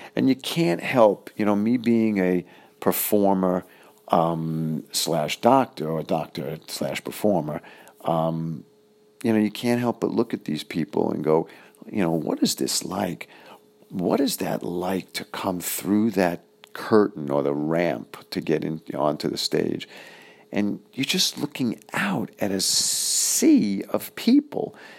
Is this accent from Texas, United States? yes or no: no; New York City, New York, United States; moved away; I was originally from Flushing, Fresh Meadows, Queens.